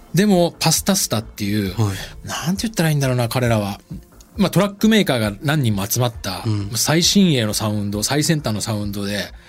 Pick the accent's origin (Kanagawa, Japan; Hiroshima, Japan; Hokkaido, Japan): Hokkaido, Japan; Sapporo; moved away; 札幌の生まれ育った風景が原体験